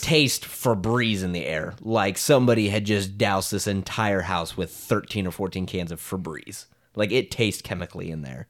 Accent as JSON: {"language": "English", "town": "Creston", "region": "Iowa", "country": "United States", "tie": "born or raised there", "said": "I grew up in Creston, Iowa"}